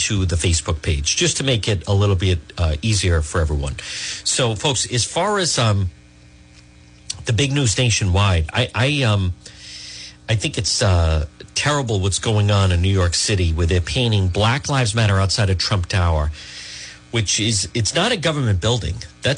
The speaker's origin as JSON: {"language": "English", "country": "Spain", "moved": "yes", "lives_now": "Melrose, United States", "said": "I'm an immigrant. I come from Spain. I come from outside too, and I feel it."}